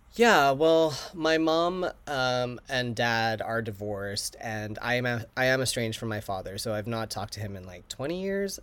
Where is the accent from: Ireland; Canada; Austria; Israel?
Canada; Vancouver, British Columbia; also born or lived in New York / Chicago; now in Los Angeles, United States; Vancouver, my hometown